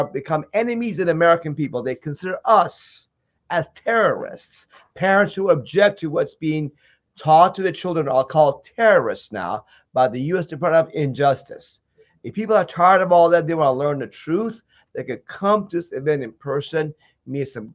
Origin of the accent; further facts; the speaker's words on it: Iran; now in United States; I come from Iran